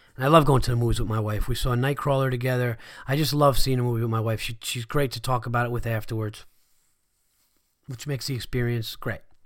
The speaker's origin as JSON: {"language": "English", "town": "Yonkers", "region": "New York", "country": "United States", "tie": "born or raised there", "said": "I was born in Westchester County, Yonkers, New York."}